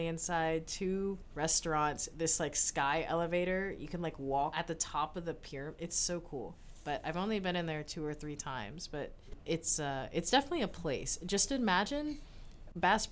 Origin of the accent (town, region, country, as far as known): Memphis, Tennessee, United States; born or raised there; moved away as an adult; now in Tuscaloosa, United States